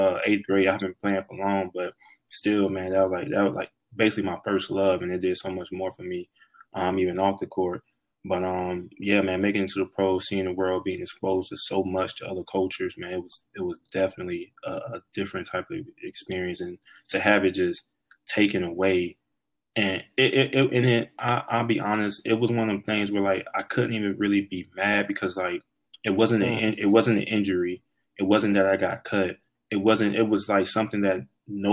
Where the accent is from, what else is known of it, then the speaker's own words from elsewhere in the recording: South Carolina, United States; also born or lived in Tampa Bay, Florida; I feel like I'm really from South Carolina. That's why I went to high school, and that's why I went to college